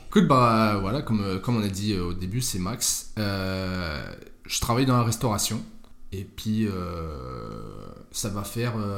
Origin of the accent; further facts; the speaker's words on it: Malleloy, Grand Est, France; Écoute, moi, j'ai grandi à Malelois. C'est Tu connais